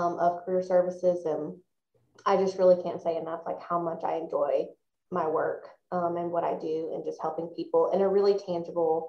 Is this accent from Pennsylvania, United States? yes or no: no; Forest, Mississippi, United States; moved away as an adult; also born or lived in Athens, Georgia; I am a fellow Mississippian. I was born and raised in Forest, Mississippi.